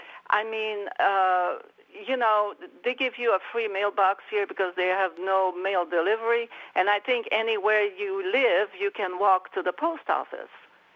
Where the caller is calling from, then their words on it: Mineral, Virginia, United States; I'm from Mineral, Mark.